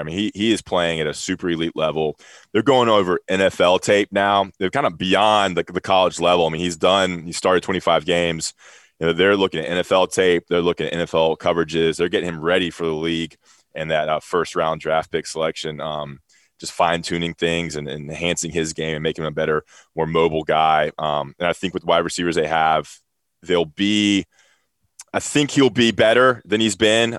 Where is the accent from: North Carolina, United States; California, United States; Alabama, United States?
North Carolina, United States; Greensboro; growing up in Greensboro